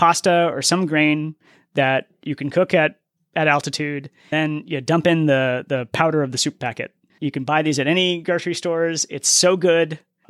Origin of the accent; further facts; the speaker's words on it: New England, United States; And I'm from New England, so I've seen the New England foliage and how awesome that can be.